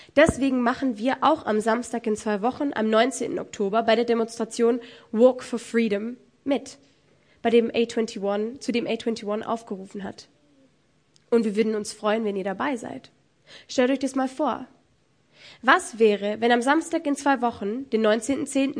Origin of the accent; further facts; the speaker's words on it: Germany; Bei uns in Deutschland